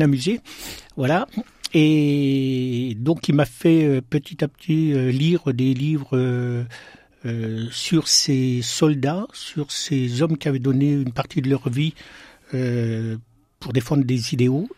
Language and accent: French; Besançon, Bourgogne-Franche-Comté, France; also born or lived in Plombières-lès-Dijon, Burgundy; moi je suis né en Bourgogne, mais euh, j'ai toujours vécu en Franche-Comté et à Besançon